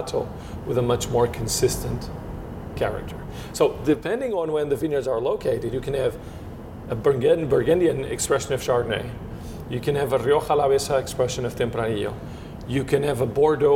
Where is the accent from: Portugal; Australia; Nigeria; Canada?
Portugal; Bairrada region, Centro; English is a second language; moved away as an adult; also born or lived in Douro Valley, Portugal; I'm from the Bairrada region, so I grew up in the Bairrada region, which is in the center of Portugal, close to Coimbra